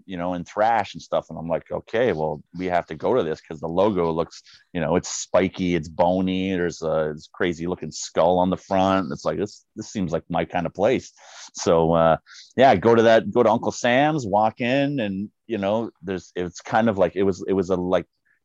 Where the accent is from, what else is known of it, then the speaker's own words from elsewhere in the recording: Niagara Falls, Ontario, Canada; also born or lived in St. Catharines, Ontario; I was born in St. Catharines, but ended up moving out to the Falls. And it was like my second year of grade four when they used to fail people. So yeah, I was in Niagara Falls the whole time.